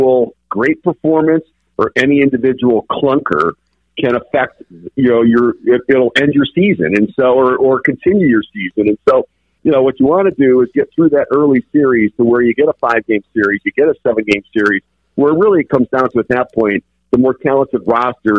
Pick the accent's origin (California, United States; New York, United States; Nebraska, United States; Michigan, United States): Michigan, United States; Detroit; I grew up in Detroit, so I watched the Tigers a lot